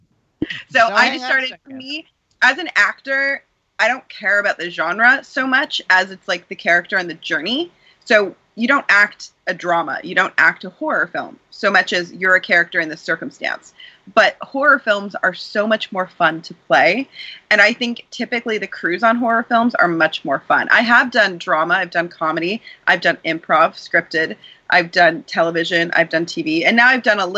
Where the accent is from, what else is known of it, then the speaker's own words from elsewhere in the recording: Owen Sound, Ontario, Canada; moved away; I'm from Owen Sound, Ontario